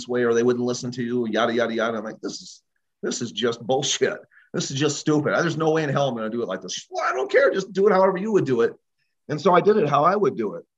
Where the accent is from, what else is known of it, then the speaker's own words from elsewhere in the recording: Illinois, United States; growing up in Illinois on a farm